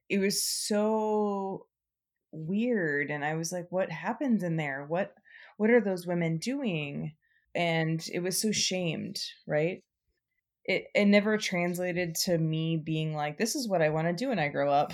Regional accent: Nevada, United States; also born or lived in New Orleans / New Mexico; now in Portland, United States; I grew up in Nevada

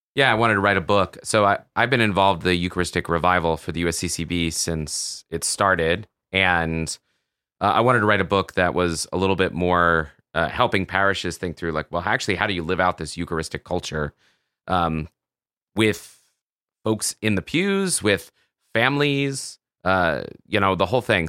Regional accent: the South, United States; I grew up in the South

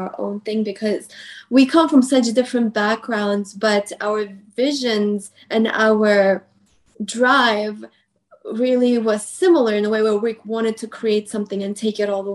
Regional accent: Houston, Texas, United States; moved away as an adult; also born or lived in New York; now in Los Angeles, United States; when we moved to Houston, and I grew up in Houston, as it was my whole teenage years, my middle school, high school

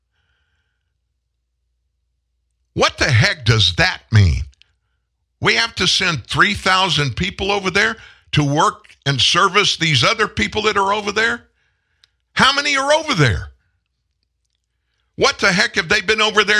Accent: South Louisiana, United States; I'm from South Louisiana.

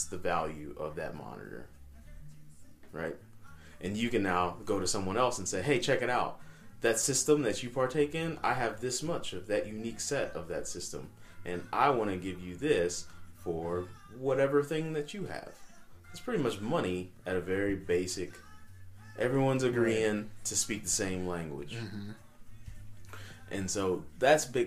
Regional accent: United States; We're American

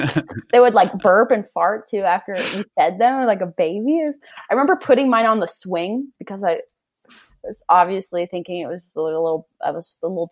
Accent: Charlottesville, Virginia, United States; moved away as an adult; now in Salt Lake City, United States; I'm from Charlottesville, Virginia. I grew up my entire life in Virginia on a horse farm

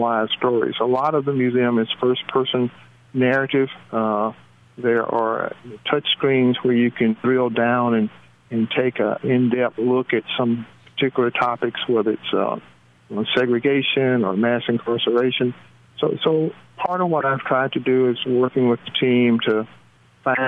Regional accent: Tuscaloosa, Alabama, United States; also born or lived in West Coast / Ohio; I'm actually from Tuscaloosa, Alabama. That's home

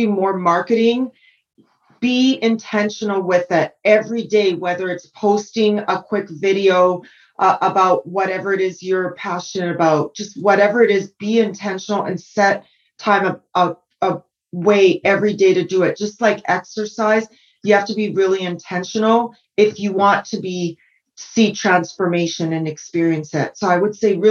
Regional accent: Okanagan Valley, British Columbia, Canada; also born or lived in San Francisco; now in Sonoma, United States; I grew up in the Okanagan Valley of British Columbia, where my parents had a pizzeria

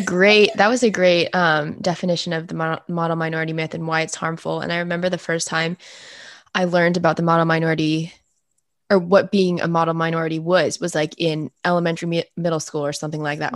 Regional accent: Fairfax, Virginia, United States; I'm from Fairfax

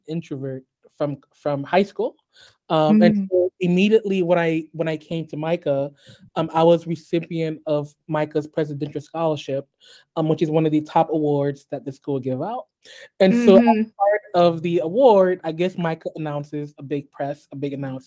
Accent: United States; also born or lived in Haiti; I grew up here in the US.

